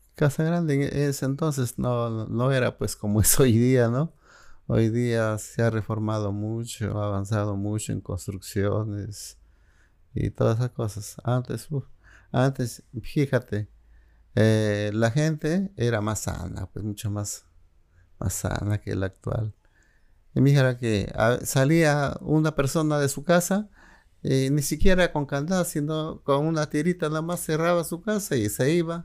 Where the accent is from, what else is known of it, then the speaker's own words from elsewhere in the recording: Jesús, Cajamarca, Peru; moved away as an adult; also born or lived in Guadalupe, La Libertad, Peru; now in Lima, Peru; yo prácticamente mm, crecí en tres lugares a los que amo. Jesús, mi infancia, eh, Cajamarca, mm, mi adolescencia como estudiante y mis estudios profesionales en Lima